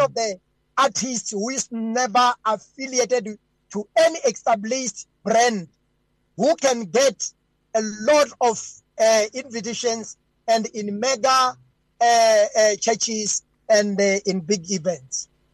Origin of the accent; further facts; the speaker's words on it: Venda, Limpopo, South Africa; also born or lived in Gauteng; I'm born in Gauteng and I grew up in Limpopo, Venda, uh, in the village called Hakaku, far in the mountains